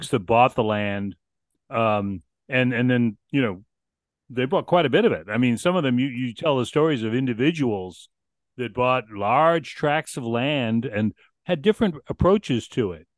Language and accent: English; Boston, Massachusetts, United States; now in Peoria, United States; I was a city kid. I grew up in Boston.